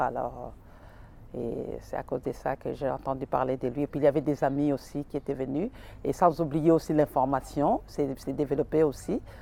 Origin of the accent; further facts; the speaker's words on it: Kinshasa, DR Congo; moved away as an adult; now in Montreal, Canada; je viens du Congo, la République populaire du Congo, précisément à Kinshasa